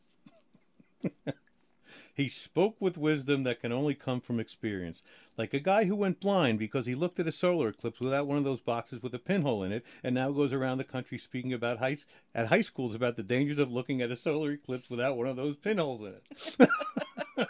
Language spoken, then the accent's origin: English; New Jersey, United States; now in Maryland, United States; I'm a Jersey boy